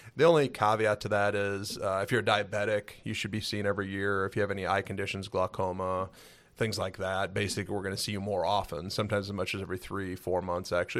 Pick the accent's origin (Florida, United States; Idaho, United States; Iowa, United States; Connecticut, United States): Iowa, United States; Cedar Rapids; also born or lived in Albert Lea, Minnesota; moved to Cedar Rapids, Iowa. So, Cedar Rapids area is where I, uh, graduated high school from